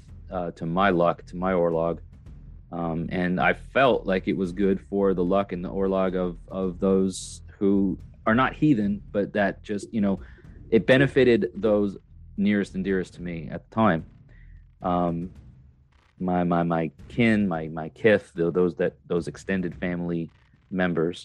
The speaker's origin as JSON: {"language": "English", "region": "New York", "country": "United States", "tie": "born or raised there", "moved": "yes", "lives_now": "Tennessee, United States", "said": "I am a New York native, New York State native. I'm from New York"}